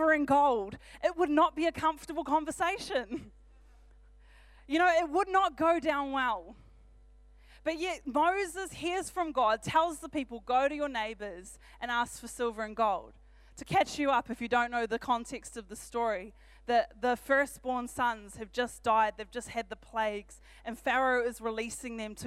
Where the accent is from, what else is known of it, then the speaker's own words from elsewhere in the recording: Auckland, New Zealand; now in Rotorua, New Zealand; I'm from Auckland originally.